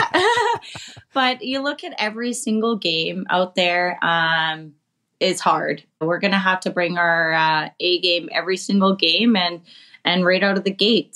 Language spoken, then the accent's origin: English; Canada; us Canadians